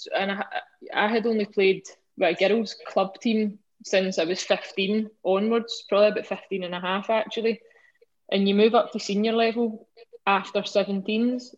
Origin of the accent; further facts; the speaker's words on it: Scotland, United Kingdom; As a Scottish sports person